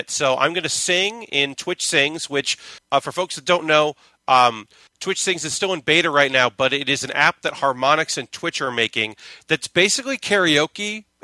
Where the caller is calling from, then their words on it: Brooklyn, New York, United States; I'm from Brooklyn.